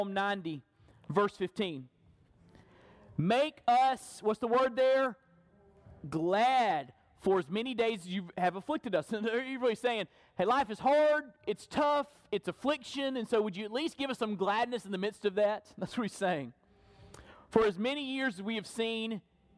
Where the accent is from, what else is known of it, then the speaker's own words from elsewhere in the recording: Perry, Florida, United States; growing up in Burton Baptist Church in Perry, Florida.